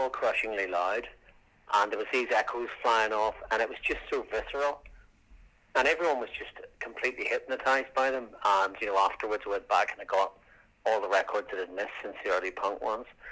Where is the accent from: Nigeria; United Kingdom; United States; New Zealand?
United Kingdom; Northern Ireland; moved away; we're from Northern Ireland